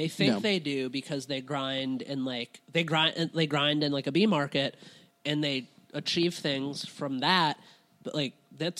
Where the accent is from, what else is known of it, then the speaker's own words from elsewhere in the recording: Cincinnati, Ohio, United States; whenever I tell people I'm from Cincinnati, it's like, oh, why? Like, where?